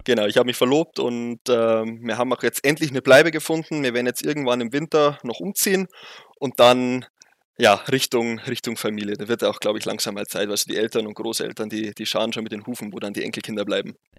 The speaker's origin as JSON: {"language": "German", "region": "Bavaria", "country": "Germany", "accent": "Bavarian dialect", "said": "man hört es ja deutlich, ich komme aus Bayern"}